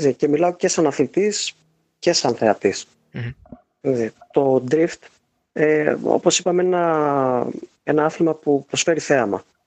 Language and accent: Greek; Chalkida, Central Greece, Greece; είμαι από το Χαλκίδα, οπότε έχω μεγαλώσει με τη Ριτσόνα.